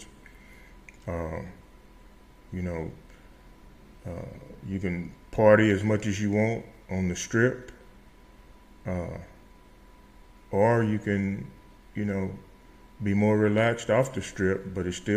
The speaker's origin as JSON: {"language": "English", "town": "Starkville", "region": "Mississippi", "country": "United States", "tie": "born or raised there", "also_born_or_lived": "Las Cruces, New Mexico", "moved": "as an adult", "lives_now": "Las Vegas, New Mexico, United States", "said": "I was born and raised in Starville, Mississippi"}